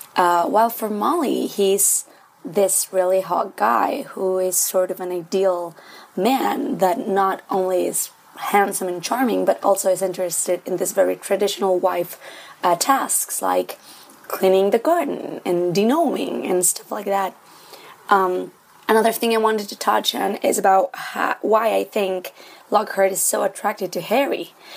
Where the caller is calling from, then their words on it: Santiago, Santiago Metropolitan Region, Chile; I'm calling from Santiago, Chile